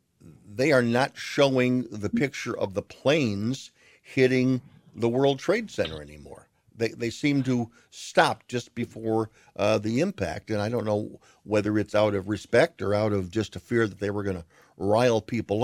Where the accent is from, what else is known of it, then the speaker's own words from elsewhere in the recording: United States; So, but the one thing I have always felt is that as an American, I don't share the experience that everyone else has about where they were.